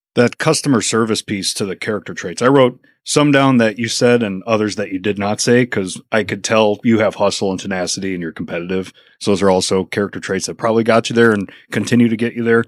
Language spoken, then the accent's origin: English; Chicago suburbs, Illinois, United States; now in Mansfield, United States; We kept moving away. So we were Burbank, Oaklawn, Orland Park